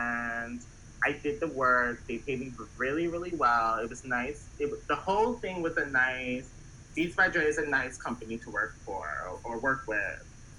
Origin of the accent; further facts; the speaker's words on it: Baltimore, Maryland, United States; Like, I'm from Baltimore, so, like, I'm not really, like...